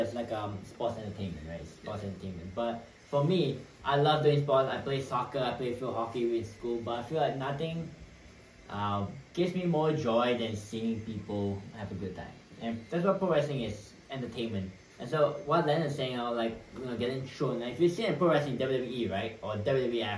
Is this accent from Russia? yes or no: no; Malaysia; now in Hawaii, United States; So I'm from Malaysia